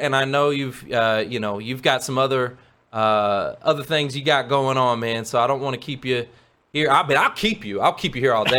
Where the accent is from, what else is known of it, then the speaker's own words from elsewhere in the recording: McKinney, Texas, United States; I live in McKinney, man. I was born in McKinney.